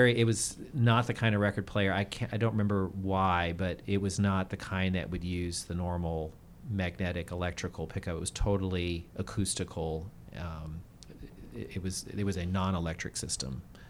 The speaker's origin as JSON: {"language": "English", "country": "United States", "tie": "born or raised there", "said": "even though I grew up in the United States, but being on the mission field, being truly a minority, and for a lot of the time being homeschooled, the family is very important."}